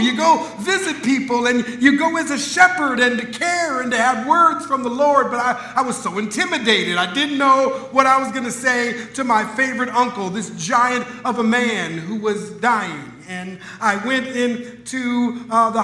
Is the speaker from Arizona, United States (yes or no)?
no; Minneapolis, Minnesota, United States; Growing up in Minneapolis, Minnesota, I had a favorite uncle